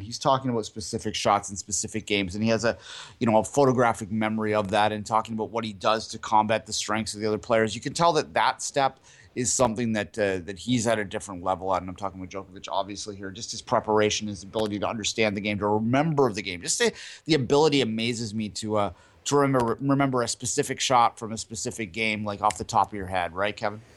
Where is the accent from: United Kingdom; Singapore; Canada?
Canada; we're Canadian, yes